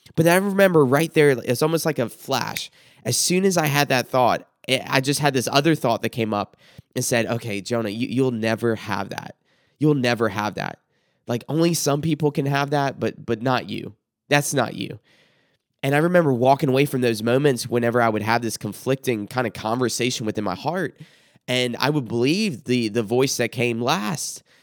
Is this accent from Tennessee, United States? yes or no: no; South Carolina, United States; I grew up in South Carolina, what's referred to as the Bible Belt